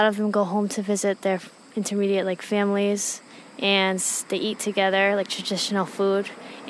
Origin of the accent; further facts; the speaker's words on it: Rhode Island, United States; now in Seoul, South Korea; I'm from America, the state of Rhode Island.